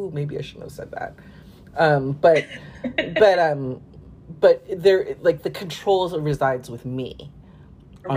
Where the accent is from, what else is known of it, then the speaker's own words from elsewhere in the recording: Bay Area, Silicon Valley, California, United States; moved away; also born or lived in Brooklyn, New York; I grew up in the Bay Area, in the Silicon Valley, and it's so expensive